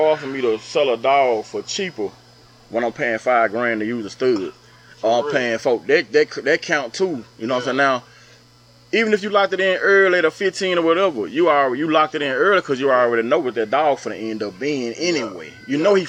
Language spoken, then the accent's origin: English; the South, Southern United States, United States; also born or lived in New York / Atlanta, Georgia; now in Louisiana, United States; I'm just a South. I'm from down South.